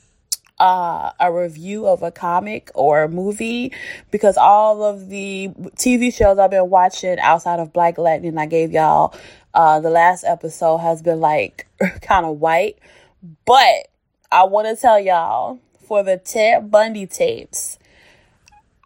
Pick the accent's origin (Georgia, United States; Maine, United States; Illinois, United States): Illinois, United States; Chicago; I'm from Chicago